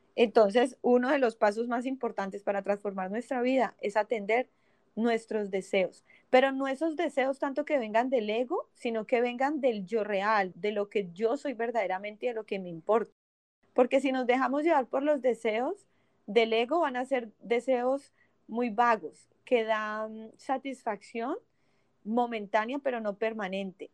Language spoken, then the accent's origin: Spanish; Cali, Valle del Cauca, Colombia; now in Miami, United States; creadora de Tribu Femenina de Cali, Colombia